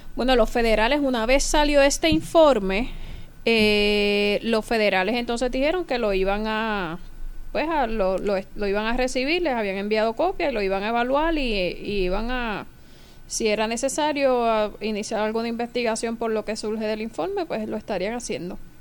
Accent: Caguas, Puerto Rico; el hospital regional de Cagua, donde yo nací

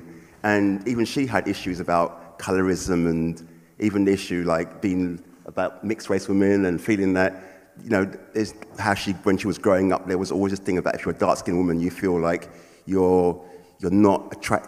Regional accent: London, United Kingdom; a black guy growing up in London

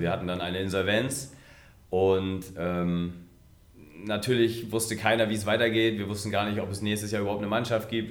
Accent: Munster, Lower Saxony, Germany; now in Rastede, Germany; ich komme aus Munster in der Lüneburger Heide, da gab es keinen Jugendhandball

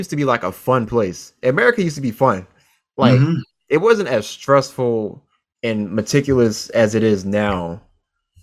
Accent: Virginia, United States; also born or lived in Chester, Virginia / Chesapeake, Virginia; now in Seattle, United States; I was born in Virginia, spent all of my childhood in Eastern Virginia, to be specific, Chester, Virginia. And then we moved to Chesapeake, Virginia

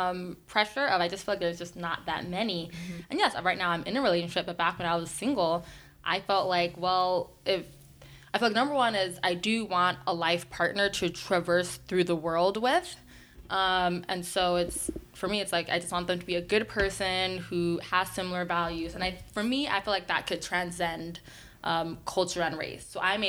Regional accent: Nigeria; just same as a Black person, as a Nigerian person.

